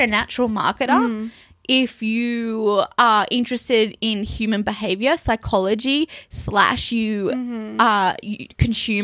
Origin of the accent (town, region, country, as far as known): Canberra, Australian Capital Territory, Australia; born or raised there; moved away